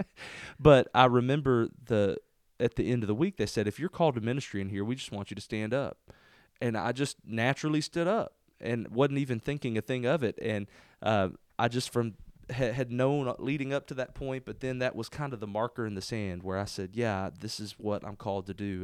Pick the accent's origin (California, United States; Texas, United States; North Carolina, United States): Texas, United States; Spurger; I love being here in, in Spurger, my hometown. This is where I'm from.